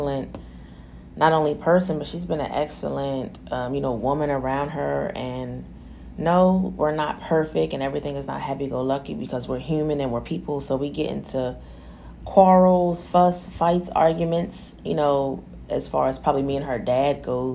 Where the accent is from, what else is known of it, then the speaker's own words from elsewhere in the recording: New Jersey, United States; I'm from Jersey. I was born and raised in New Jersey